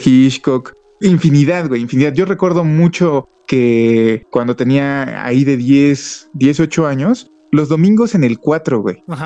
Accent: Mexico City, Mexico; moved away; also born or lived in Toluca Valley; yo soy de la Ciudad de México y donde vivía era una zona

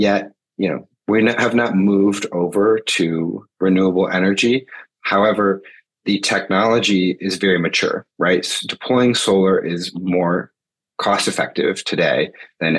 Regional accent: Michigan, United States; moved away as an adult; also born or lived in Massachusetts; now in Washington, D.C., United States; I grew up in Michigan, went to Williams College out in Massachusetts, and then moved to DC after school. And I've been here ever since.

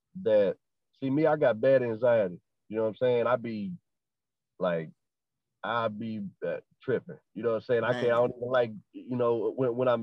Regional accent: Arkansas, United States

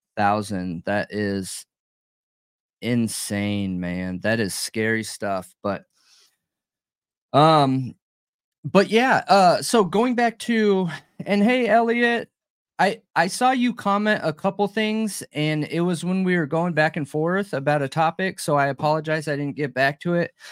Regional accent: Southern California, United States; I grew up in Southern California

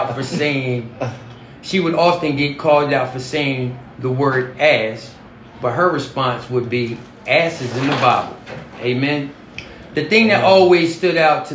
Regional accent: Concord, North Carolina, United States; I was born in Concord City, North Carolina

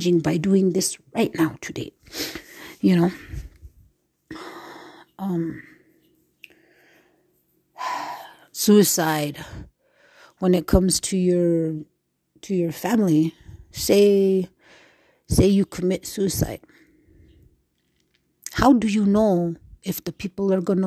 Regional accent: United States; I am Native American, and I was raised off of the reservation, away from any type of tradition.

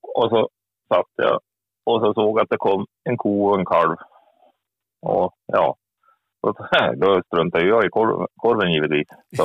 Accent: Forsa, Gävleborg County, Sweden; also born or lived in Näsvik; now in Näsviken, Sweden; Jag är Född och uppvuxen i Forsa, men nu bor jag i Näsvik

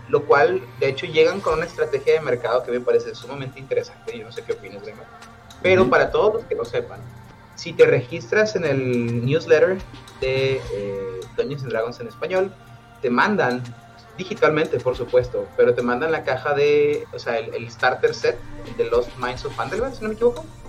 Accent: Monterrey, Nuevo León, Mexico; aquí en, en, Monterrey en particular, ¿no? De donde soy yo

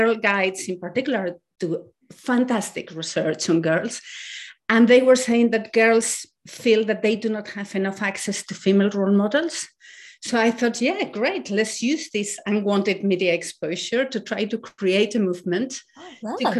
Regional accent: Spain; I was born in Spain when Spain was still in a dictatorship. And until I was 8, women in my country could not have their own current account

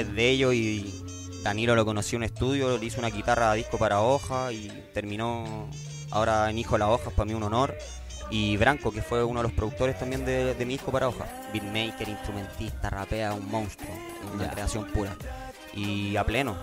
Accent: Chile; como chileno

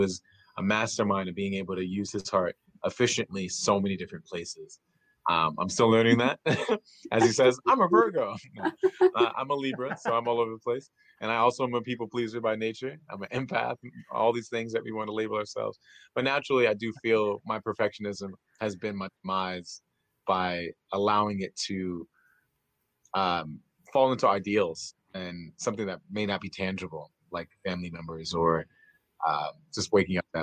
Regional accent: New York, United States; I'm from New York

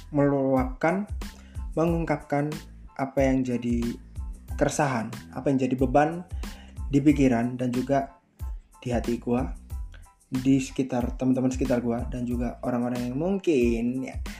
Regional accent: Malang, East Java, Indonesia; Gue kelahiran Malang tahun 22 Juli tahun 2000. Gue asli Malang

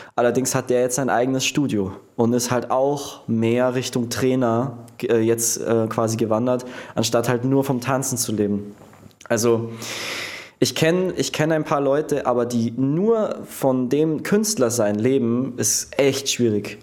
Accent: Prien am Chiemsee, Bavaria, Germany; also born or lived in Munich; bei meinem Ort, wo ich aufgewachsen bin, in Prien

